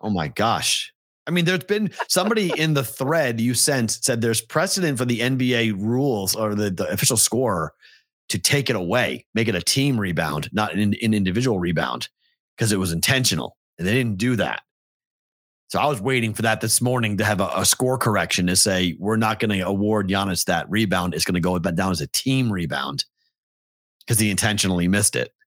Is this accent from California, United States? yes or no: no; Boston, Massachusetts, United States; moved away; I heard that every damn day growing up in Boston